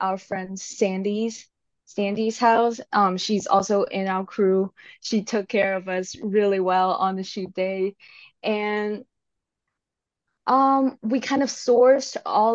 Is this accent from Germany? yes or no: no; Hong Kong; moved away as an adult; now in Seattle, United States; I am originally from Hong Kong.